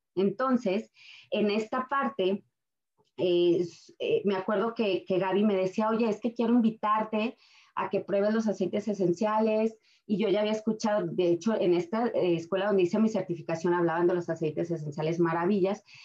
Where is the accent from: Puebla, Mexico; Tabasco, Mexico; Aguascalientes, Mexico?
Aguascalientes, Mexico; moved away as an adult; now in Colorado, United States; Soy de Aguascalientes, México. Tengo nueve años en Estados Unidos